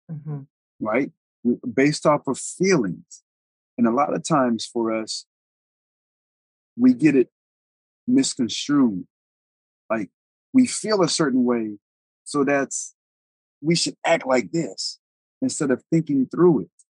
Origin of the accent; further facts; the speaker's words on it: Colorado, United States; I'm, I'm from Colorado. I'm, I'm from all over. I'm an Army brat, but we call Colorado home.